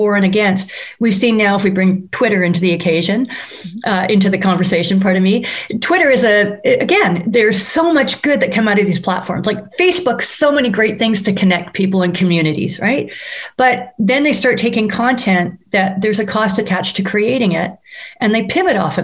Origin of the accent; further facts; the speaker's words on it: Canada; as a Canadian